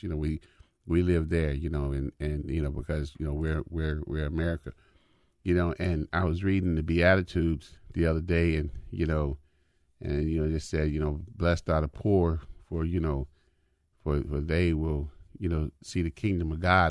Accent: United States; I'm African American

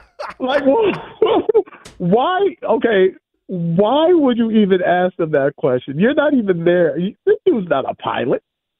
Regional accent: Los Angeles, California, United States; Because I'm from South Central Los Angeles. So, you know, and I ended up at the University of South Dakota.

